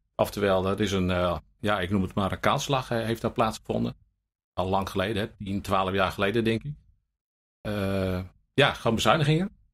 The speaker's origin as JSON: {"language": "Dutch", "town": "Buitenpost", "region": "Friesland", "country": "Netherlands", "tie": "born or raised there", "said": "ik ben opgegroeid in Buitenpost."}